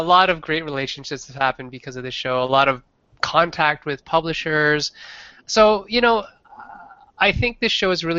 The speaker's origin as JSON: {"language": "English", "country": "Canada", "said": "as a Canadian"}